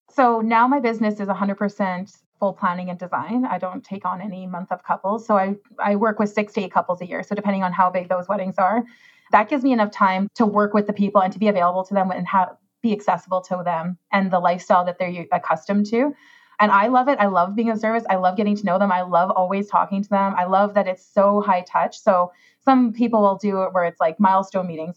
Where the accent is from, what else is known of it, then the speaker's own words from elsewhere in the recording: Saskatchewan, Canada; moved away as an adult; also born or lived in Toronto; I left Saskatchewan and I went to Toronto